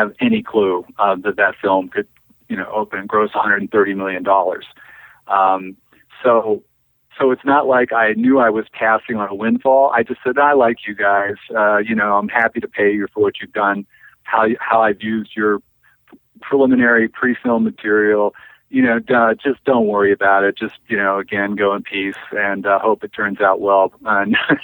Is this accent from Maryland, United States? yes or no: yes; Maryland, United States; moved away; also born or lived in New York; from Maryland, as am